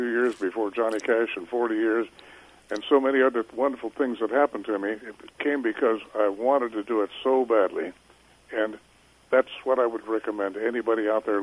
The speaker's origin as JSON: {"language": "English", "town": "Northfield", "region": "Minnesota", "country": "United States", "tie": "born or raised there", "also_born_or_lived": "Two Harbors, Minnesota / Brimson, Minnesota / Pine City, Minnesota / Austin, Minnesota", "moved": "as an adult", "said": "always was proud to be part of the Minnesota music scene, certainly the part of having grown up there with a wonderful childhood in that state"}